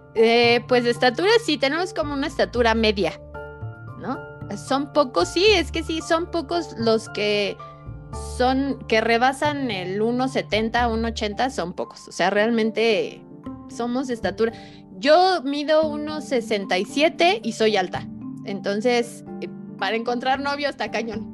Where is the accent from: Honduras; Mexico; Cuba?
Mexico; estoy muy orgullosa de ser mexicana